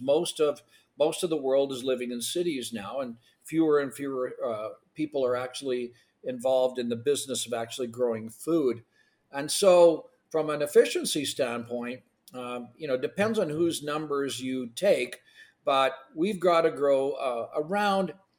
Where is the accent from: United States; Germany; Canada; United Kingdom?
Canada; first language Ukrainian; English is a second language; I was born in Canada, but my first language actually was Ukrainian.